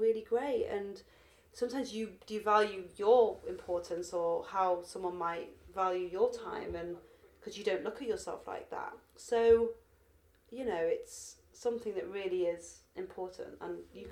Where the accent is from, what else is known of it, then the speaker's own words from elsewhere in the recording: Manchester, North West England, United Kingdom; moved away as an adult; now in London, United Kingdom; at 18 I moved to London from from Manchester to study human genetics at University College London.